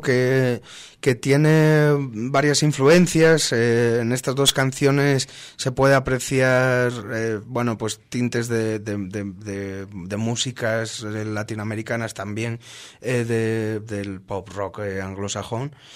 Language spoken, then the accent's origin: Spanish; Asturias, Spain; nosotros somos somos asturianos eh, tenemos el mar muy presente, eh, es, una, es una comunidad de España